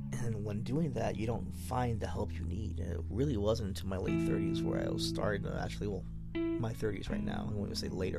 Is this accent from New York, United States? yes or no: yes; New York City, New York, United States; moved away as an adult; now in Arizona, United States; I grew up in the Bronx, New York. East 236th Street, White Plains Road. Born in Albert Einstein Hospital on East Tremont Avenue. Moved to Arizona when I was like 28